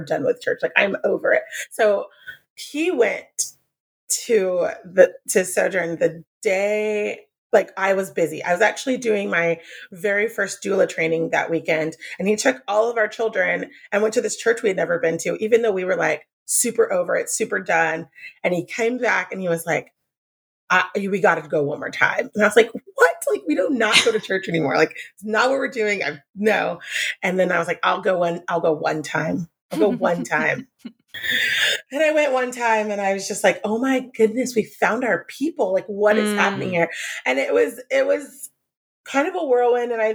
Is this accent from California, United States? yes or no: yes; San Diego, California, United States; also born or lived in Oklahoma; Grew up Southern Baptist, but I was born here in San Diego, lived here my whole life for the most part, went to Oklahoma for a while